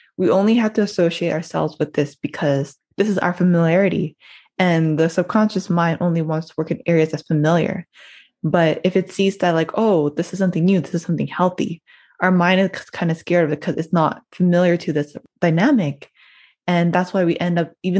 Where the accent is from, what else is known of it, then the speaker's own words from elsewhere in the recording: Toronto, Ontario, Canada; I'm from Toronto, born and raised in Toronto, Ontario